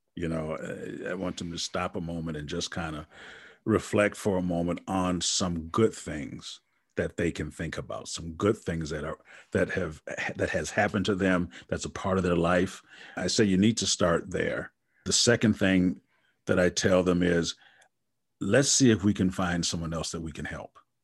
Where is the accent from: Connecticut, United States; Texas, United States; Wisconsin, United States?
Wisconsin, United States; I'm from Wisconsin